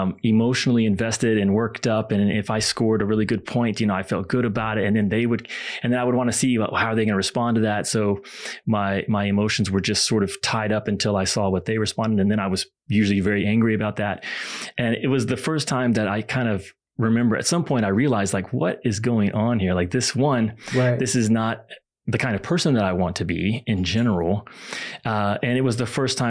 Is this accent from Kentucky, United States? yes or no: yes; Kentucky, United States; I grew up in Kentucky